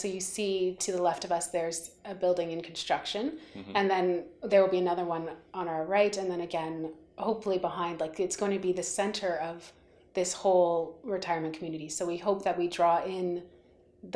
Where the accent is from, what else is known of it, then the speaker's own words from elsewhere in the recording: Cordova, Ontario, Canada; I grew up in the area. So I grew up out in Cordova, which is just down the road.